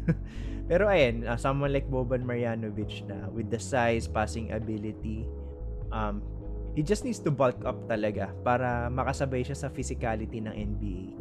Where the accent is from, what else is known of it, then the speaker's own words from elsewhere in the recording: Philippines; as a Filipino